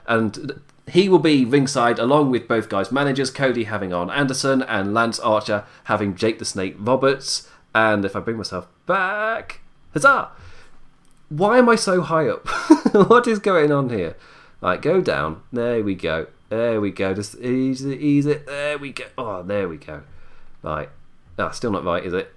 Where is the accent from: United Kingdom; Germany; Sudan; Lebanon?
United Kingdom; I'm British. I'm Irish British